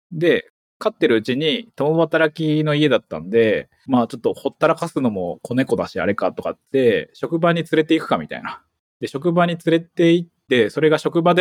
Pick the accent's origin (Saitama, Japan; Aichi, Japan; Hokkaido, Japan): Saitama, Japan; moved away as an adult; now in Wakayama, Japan; 僕、埼玉のマンション生まれみたいな感じなんですけど、中学校が銀座中学校っていう公立なんですけど